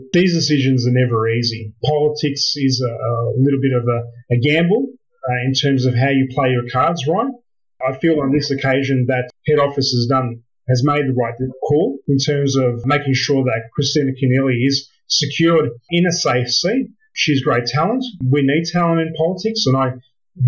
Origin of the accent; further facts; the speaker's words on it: Sydney, New South Wales, Australia; Growing up in Villawood